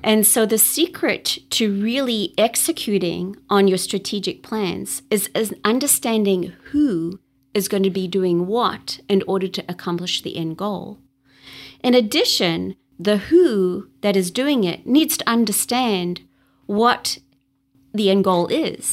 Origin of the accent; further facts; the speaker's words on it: Durban, KwaZulu-Natal, South Africa; moved away as an adult; now in United States; I was born in Durban, South Africa, which is along the East Coast